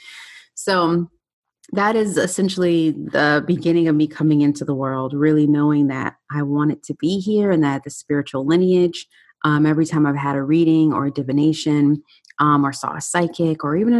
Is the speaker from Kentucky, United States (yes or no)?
no; Chicago, Illinois, United States; also born or lived in Detroit, Michigan; now in Fort Lauderdale, United States; I am originally from Chicago, born in Detroit, so I'm a Midwest gal.